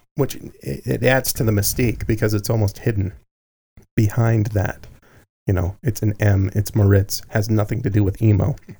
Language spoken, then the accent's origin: English; Salt Lake City, Utah, United States; growing up in downtown Salt Lake City